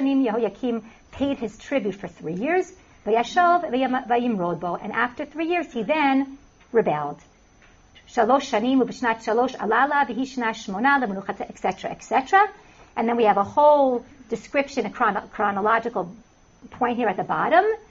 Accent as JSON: {"language": "English", "country": "United States", "also_born_or_lived": "Israel", "moved": "as an adult", "said": "I'm from New Jersey, New York"}